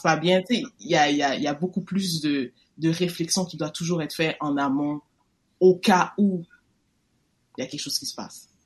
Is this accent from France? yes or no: no; Quebec, Canada; moi, on est né au Québec.